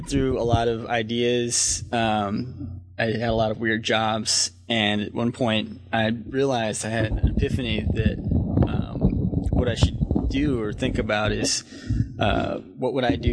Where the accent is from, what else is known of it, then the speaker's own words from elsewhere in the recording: the Triangle, North Carolina, United States; also born or lived in Asheville, North Carolina; I'm from North Carolina. I grew up in the Triangle and moved to Asheville